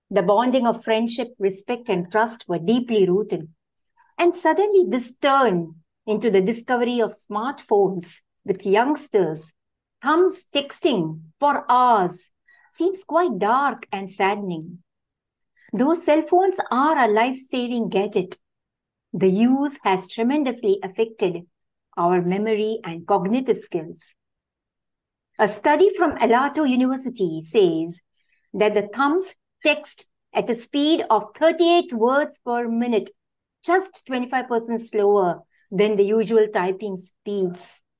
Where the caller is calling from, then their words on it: South India, India; I'm joining from India, the South India.